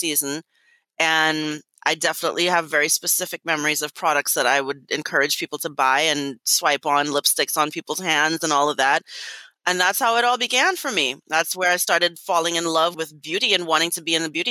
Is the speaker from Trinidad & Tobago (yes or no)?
yes; Port of Spain, Trinidad & Tobago; moved away as an adult; also born or lived in Miami, United States; now in United States; I was born and raised in Trinidad and Tobago, specifically in Trinidad in the west, Port of Spain. I migrated to America in 1998 to attend the University of Miami